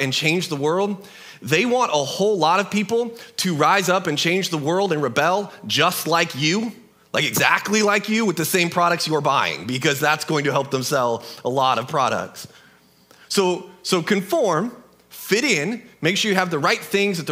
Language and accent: English; United States; We live in a country that is born out of rebellion to an oppressive king